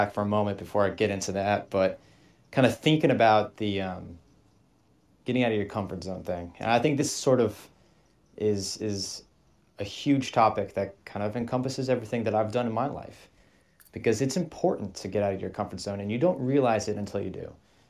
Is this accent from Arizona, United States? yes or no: yes; Scottsdale, Arizona, United States; moved away as an adult; You and I both were, we grew up and we were raised in Arizona, born and raised in Scottsdale, Arizona.